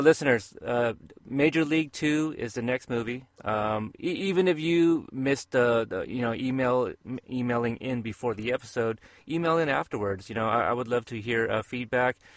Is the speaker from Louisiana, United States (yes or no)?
no; Portland, Oregon, United States; my hometown